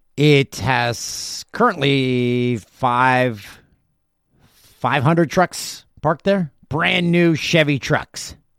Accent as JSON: {"language": "English", "town": "Peterborough", "region": "Ontario", "country": "Canada", "tie": "born or raised there", "said": "My hometown, Peterborough"}